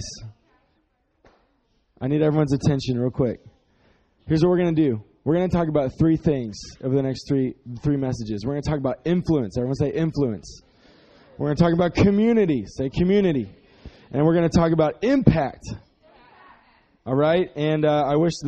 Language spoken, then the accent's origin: English; Dallas, Texas, United States; we are from Dallas, so we're not from the country.